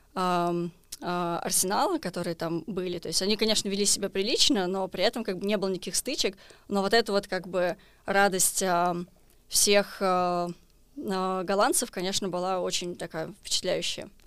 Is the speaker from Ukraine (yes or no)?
no; Israel; я из Израиля